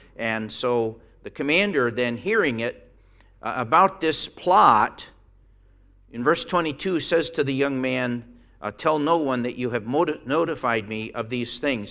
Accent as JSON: {"language": "English", "region": "Pennsylvania", "country": "United States", "tie": "born or raised there", "moved": "as an adult", "said": "when I go back to Pennsylvania and walk down the street, it, it's rare that I see somebody. I've been gone 45 years."}